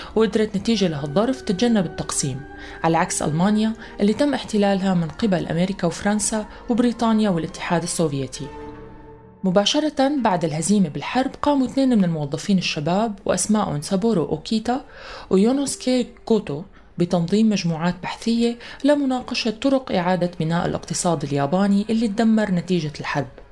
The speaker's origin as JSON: {"language": "Arabic", "country": "Syria", "said": "نحن كسوريين"}